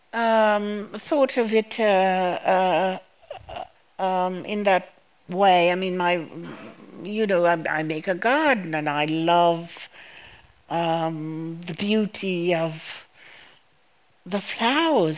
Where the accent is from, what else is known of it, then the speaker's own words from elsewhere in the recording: Massacre, Dominica; now in United States; I went to school in Massac uh, the Massac School